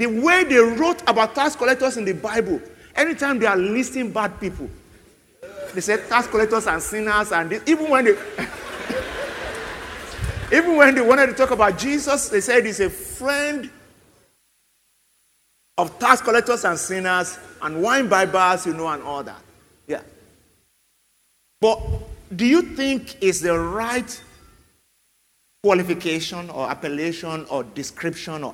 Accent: Nigeria; as a Nigerian

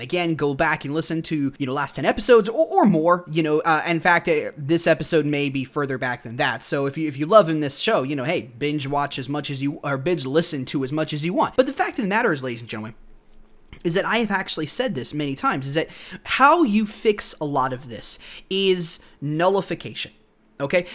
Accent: United States; I'm an American

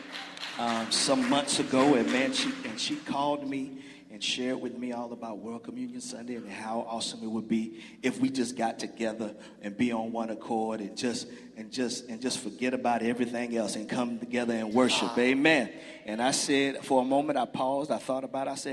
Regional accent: Brunswick, Georgia, United States; moved away as an adult; now in Newnan, United States; I'm originally from Brunswick, Georgia

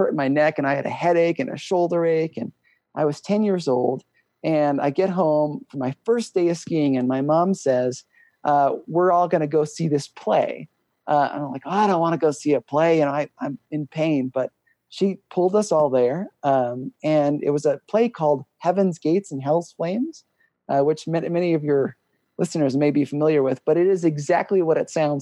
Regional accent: Ohio, United States; now in Wyoming, United States; I grew up in Ohio

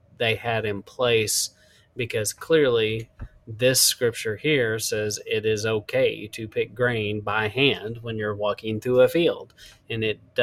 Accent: Texas Panhandle, United States; growing up in West Texas, actually, I say West Texas, it's kind of like Panhandle, to be correct. But growing up in the Panhandle

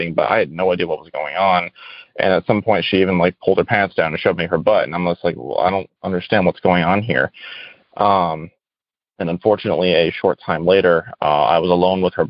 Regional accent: Rhode Island, United States; I'm from Rhode Island.

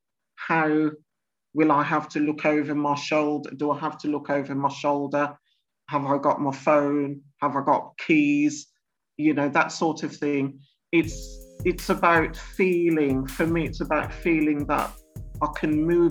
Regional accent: Birmingham, West Midlands, United Kingdom; I live in Handsworth in Birmingham, which is classed as one of the deprived inner city suburbs areas of the UK. And also, I was born in Birmingham

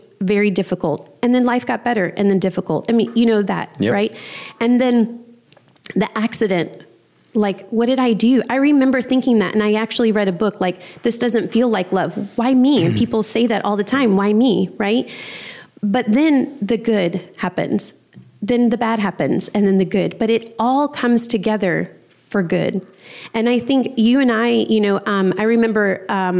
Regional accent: New Orleans, Louisiana, United States; growing up in New Orleans with a single mom

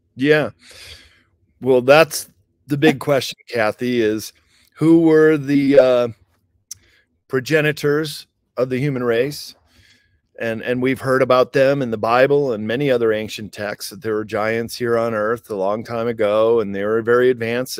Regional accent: suburbs of Chicago, Midwest, Illinois, United States; moved away as an adult; also born or lived in Japan; growing up in the Midwest, uh, suburbs of Chicago

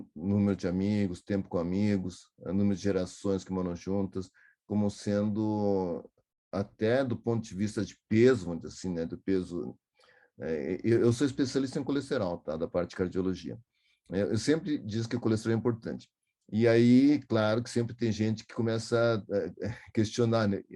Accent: Porto Alegre, Rio Grande do Sul, Brazil; eu sou de Porto Alegre, que fica 180 quilômetros daqui.

